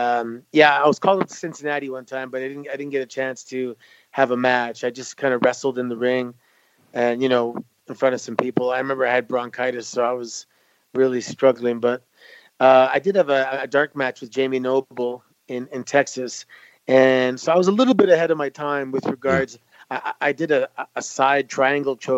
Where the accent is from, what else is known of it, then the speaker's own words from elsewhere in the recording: Mississauga, Ontario, Canada; Growing up in Mississauga at the time that we did